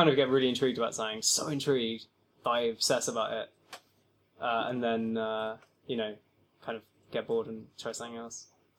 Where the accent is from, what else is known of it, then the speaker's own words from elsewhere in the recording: Brighton, South East England, United Kingdom; I mean, I really did all my learning on the streets, but of Brighton.